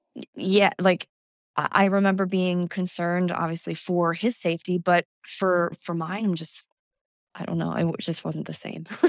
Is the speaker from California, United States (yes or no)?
no; Calvert County, Southern Maryland, United States; also born or lived in Prince George's County, Maryland / Virginia; technically I was born there, yes, but I grew up in Southern Maryland in Calvert County